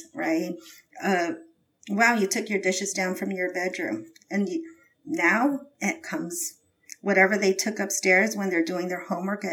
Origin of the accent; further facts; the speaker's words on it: Philippines; I'm Filipino